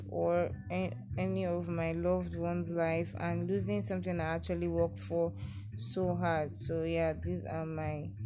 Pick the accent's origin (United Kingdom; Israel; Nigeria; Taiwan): Nigeria; Delta; I'm from Delta State.